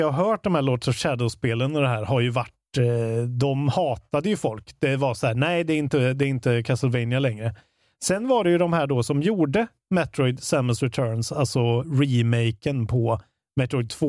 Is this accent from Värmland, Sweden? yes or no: yes; Karlstad, Värmland, Sweden; Men det är för att jag är från Karlstad också.